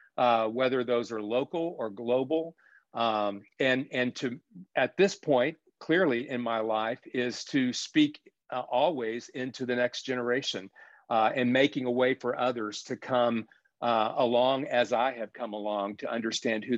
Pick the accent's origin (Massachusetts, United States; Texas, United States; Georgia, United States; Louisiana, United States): Texas, United States; South; as a child growing up in South Texas